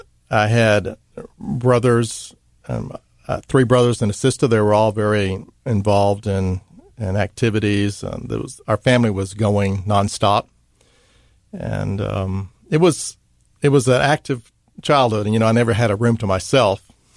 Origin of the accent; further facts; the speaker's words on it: Dallas, Texas, United States; moved away as an adult; also born or lived in Mississippi; Well, I'm from Dallas, Texas. It's where I grew up.